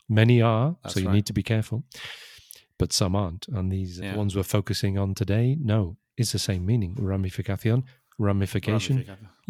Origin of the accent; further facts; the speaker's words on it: United Kingdom; Because I'm British, not American.